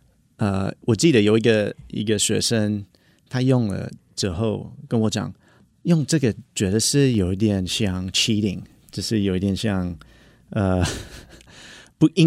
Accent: United States; Chinese is a second language; moved away as an adult; now in Taiwan; 然后我是来自美国。然后我在台湾已经呃差不多八年。

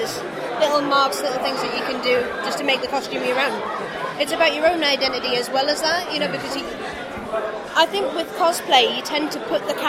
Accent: near Killingworth, North East England, United Kingdom; I'm actually from the North East, and it was set in Killingworth. which is it was just around the corner from where I was born

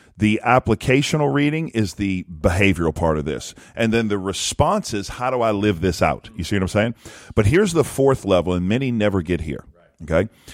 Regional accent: South Louisiana, United States; I'm from South Louisiana. We ate fish all the time, and we love seafood.

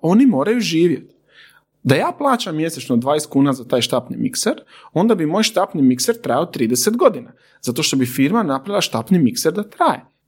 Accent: Zadar, Zadar County, Croatia; ja sam iz Zadra

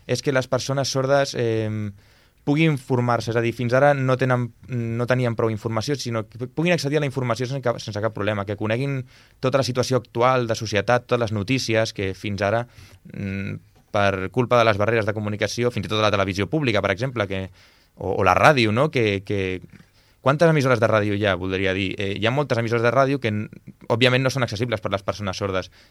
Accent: Sort, Catalonia, Spain; born there; first language sign language; Catalan is a second language; jo vaig néixer a Sort, com has comentat

